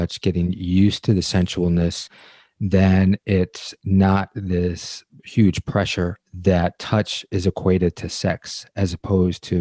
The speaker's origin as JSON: {"language": "English", "town": "Detroit", "region": "Michigan", "country": "United States", "said": "I'm from Detroit"}